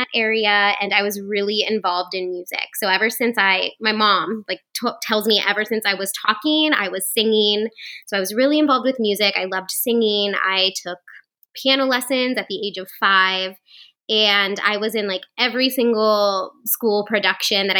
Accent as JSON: {"language": "English", "town": "Hartville", "region": "Ohio", "country": "United States", "tie": "born or raised there", "moved": "yes", "said": "I grew up in Northeast Ohio, like right by you. If anybody knows where Hartville is, it's kind of in the middle of the Akron-Canton area"}